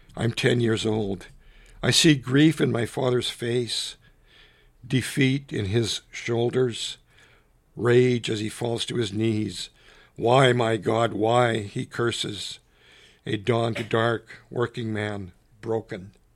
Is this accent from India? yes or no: no; Canada; I grew up in a little island of French Canadians